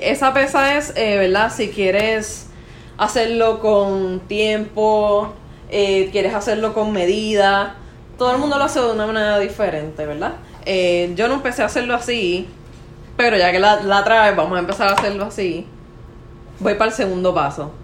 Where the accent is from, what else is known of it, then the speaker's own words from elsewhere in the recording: Caguas, Puerto Rico; accent: Puerto Rican; Yo soy de Cagua